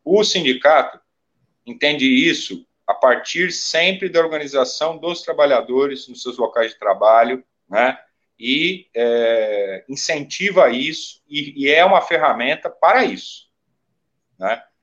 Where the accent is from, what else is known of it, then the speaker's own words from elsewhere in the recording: Brazil; enquanto brasileiros